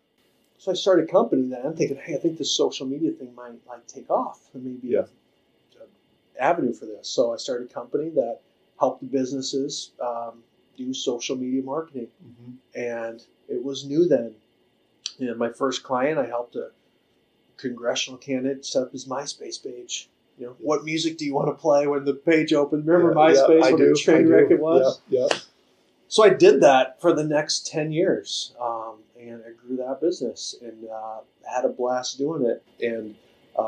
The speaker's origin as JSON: {"language": "English", "region": "Minnesota", "country": "United States", "tie": "born or raised there", "also_born_or_lived": "Iowa", "moved": "as an adult", "lives_now": "Sioux Falls, United States", "said": "I grew up in Minnesota, graduated from high school in Minnesota"}